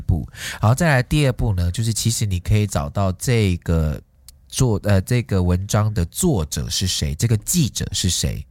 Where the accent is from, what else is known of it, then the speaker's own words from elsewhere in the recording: Taiwan; 我们台湾人